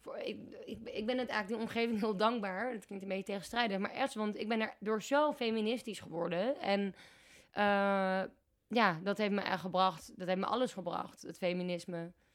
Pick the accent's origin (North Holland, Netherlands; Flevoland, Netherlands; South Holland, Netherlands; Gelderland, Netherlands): North Holland, Netherlands; Amsterdam; moved away as an adult; also born or lived in Groningen; in Amsterdam, waar ik vandaan kom